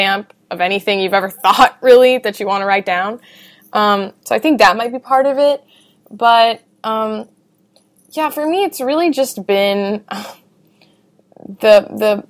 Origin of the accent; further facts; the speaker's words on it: United States; I grew up in America